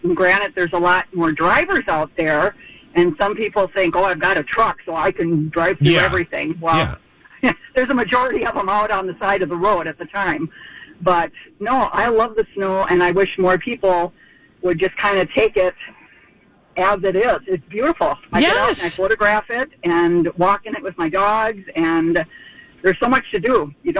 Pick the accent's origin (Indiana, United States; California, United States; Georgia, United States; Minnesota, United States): Minnesota, United States; I grew up in Minnesota.